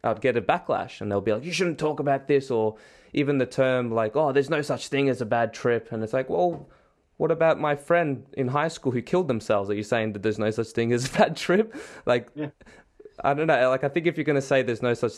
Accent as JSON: {"language": "English", "country": "Australia", "said": "I come from Australia, which is a lot of, you know, people who are overly enthusiastic on drugs"}